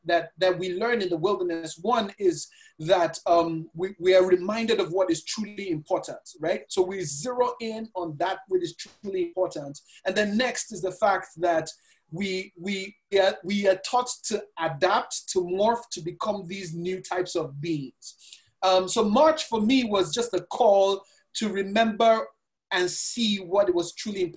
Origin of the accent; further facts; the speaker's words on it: Nigeria; also born or lived in Lagos, Nigeria; I'm Nigerian. I live in Lagos, Nigeria